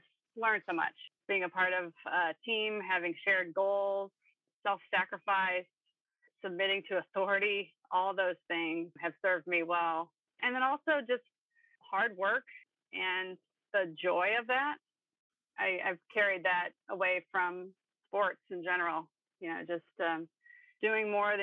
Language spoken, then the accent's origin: English; St. Louis, Missouri, United States; I've born and raised in St. Louis, lived here my whole life